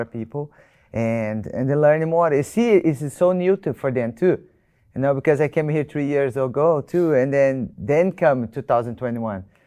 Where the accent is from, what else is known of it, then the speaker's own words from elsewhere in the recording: Brazil; I'm from Brazil.